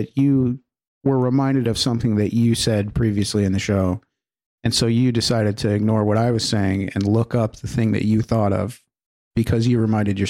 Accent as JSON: {"language": "English", "town": "Reading", "region": "Pennsylvania", "country": "United States", "said": "Sorry. And I'm from Reading, Pennsylvania."}